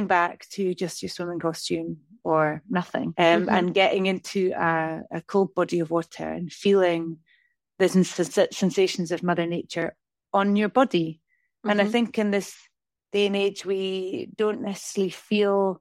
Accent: northeast of Scotland, United Kingdom; moved away as an adult; now in Lake District, United Kingdom; I'm from the northeast of Scotland

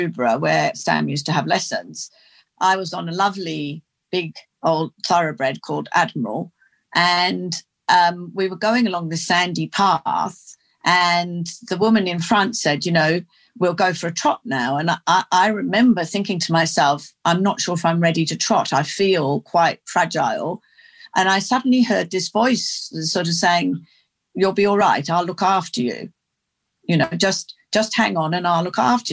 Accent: near Oxford, South East England, United Kingdom; also born or lived in London; now in Australia; I grew up in England. I was born in London and then we had a country cottage near Oxford and then we moved there when I was eight and I pretty much did most of my growing up there

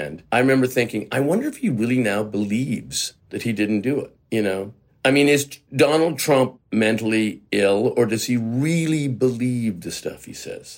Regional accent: Canada; moved away as an adult; I'm a Canadian actor. You know, I spent the first 3 decades of my life just living in Canada.

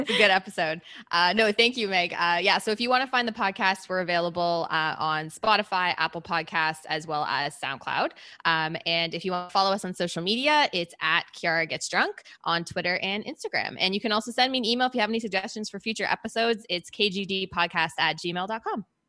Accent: Canada; moved away as an adult; also born or lived in Birmingham, United Kingdom; being Canadian

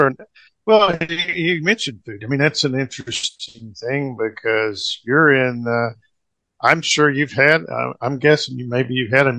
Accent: Muskogee, Oklahoma, United States; moved away; This is my hometown, but I was away for a while

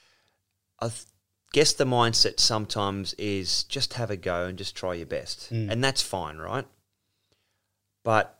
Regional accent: Mount Warrigal, New South Wales, Australia; I'm from Mount Warrigal on the south coast, 2 hours out of Sydney

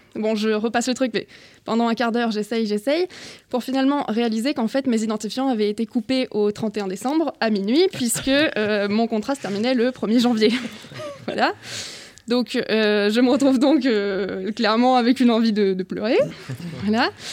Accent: Brittany, France; je viens de Bretagne

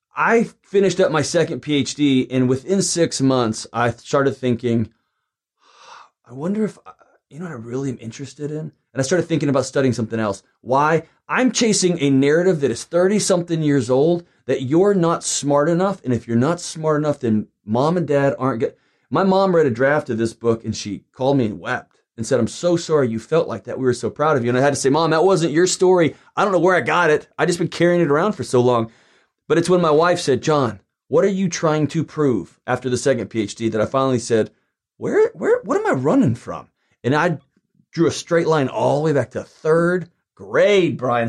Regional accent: Houston, Texas, United States; also born or lived in Lubbock, Texas; I'm a Texan who grew up in Houston

